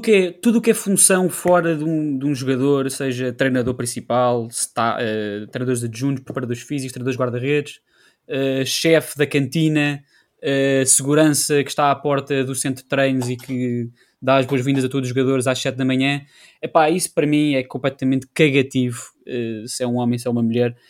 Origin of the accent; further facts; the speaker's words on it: Portugal; somos portugueses